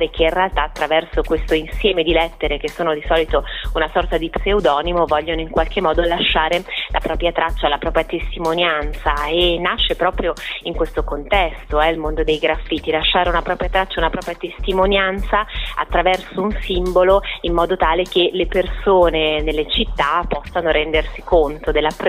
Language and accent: Italian; Milan, Lombardy, Italy; Il primo, essendo io milanese, apprezzo proprio questi colori e questa riqualificazione anche dal punto di vista proprio urbanistico e culturale